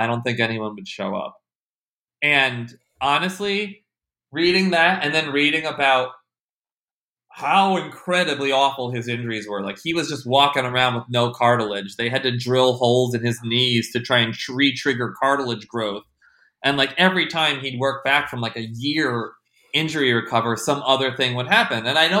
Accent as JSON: {"language": "English", "region": "New Jersey", "country": "United States", "said": "I'm from New Jersey"}